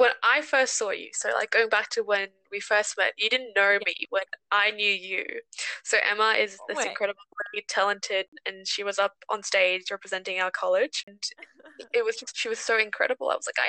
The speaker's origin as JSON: {"language": "English", "town": "Cairns", "region": "Queensland", "country": "Australia", "tie": "born or raised there", "also_born_or_lived": "South Korea", "second_language": "English", "moved": "as an adult", "lives_now": "Canberra, Australia", "said": "I was born in South Korea. I moved to Australia about 10 years ago now, up in Cairns, far north Queensland, and I did my high school up there and moved to Canberra 3 years ago."}